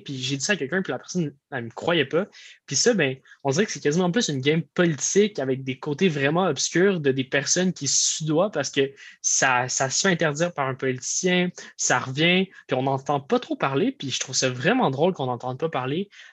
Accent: Quebec, Canada; le Québec, je suis fier du Québec

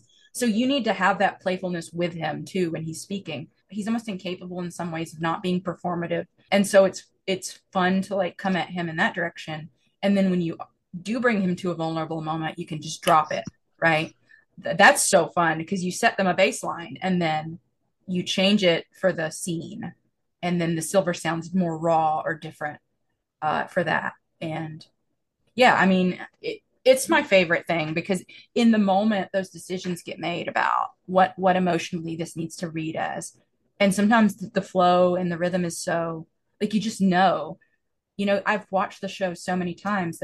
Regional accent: the South, United States; accent: Southern; my accent's still a Southern accent

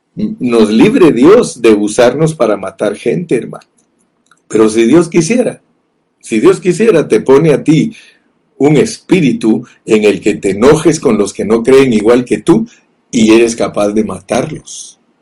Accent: Guatemala; yo nací en Guatemala

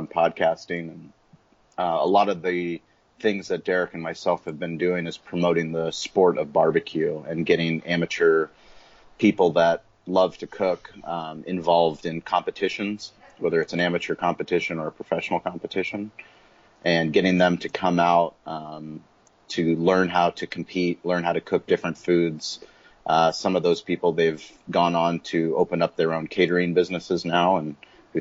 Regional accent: San Diego, California, United States; also born or lived in Colorado; I was born in Colorado, but I moved to San Diego when I was 6 months old. So I'm pretty much not born in San Diego, but all my waking years have been living here in San Diego.

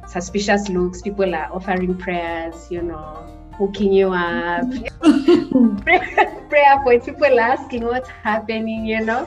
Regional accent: Kenya; moved away as an adult; now in Ilmenau, Germany; I come from Kenya, and I am currently a master's student

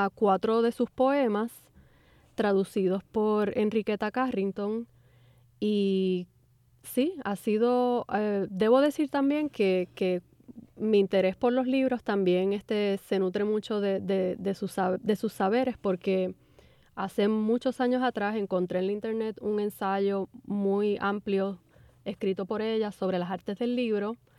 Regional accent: Puerto Rico; moved away; mi experiencia como puertorriqueña migrante

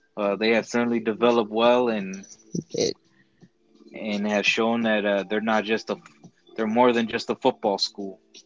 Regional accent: Chicago, Illinois, United States; we're from Chicago

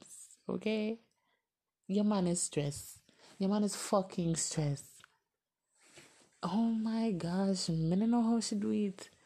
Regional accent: Miami, Florida, United States; moved away; I'm from Miami

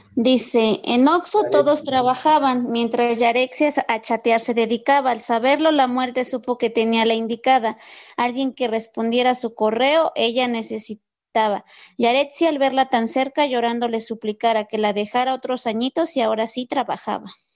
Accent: Mexico; como buenos mexicanos

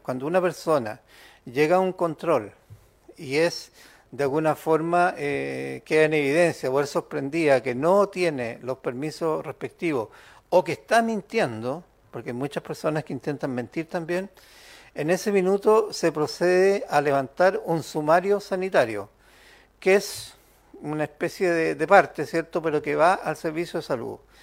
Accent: Chile; como chilenos

